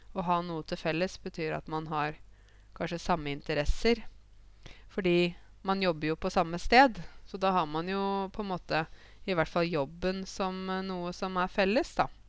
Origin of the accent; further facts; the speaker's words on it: Åmot, Innlandet, Norway; Jeg vokste jo opp uh, i Åmot